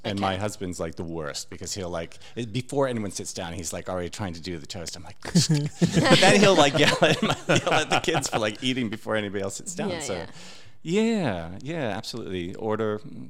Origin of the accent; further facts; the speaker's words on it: New England, United States; because I'm from New England in the States, and so, you know, we're a bit reserved over there.